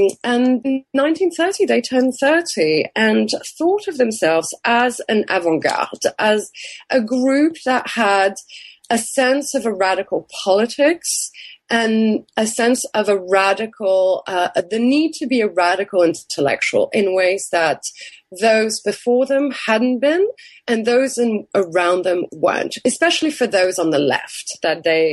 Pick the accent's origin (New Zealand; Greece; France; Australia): France; moved away as an adult; also born or lived in United Kingdom; now in Texas, United States; growing up in France